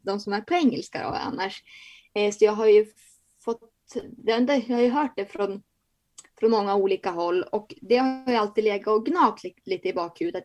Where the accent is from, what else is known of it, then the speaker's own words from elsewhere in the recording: Bjärme, Jämtland, Sweden; also born or lived in Börön; Jag är ju från Bjärme, där Bodil också är från